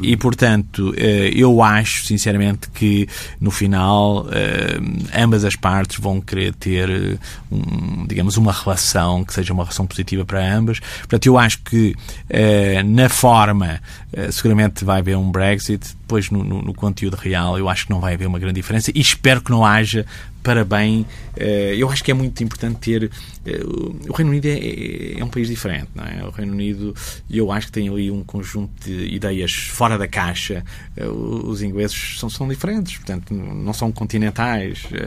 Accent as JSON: {"language": "Portuguese", "country": "Portugal", "said": "eu sou português"}